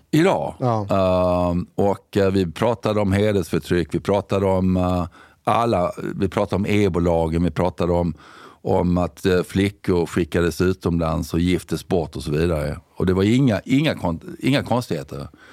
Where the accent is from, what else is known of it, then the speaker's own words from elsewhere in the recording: Sweden; also born or lived in United Kingdom; jag kom ju hem ifrån Storbritannien 2005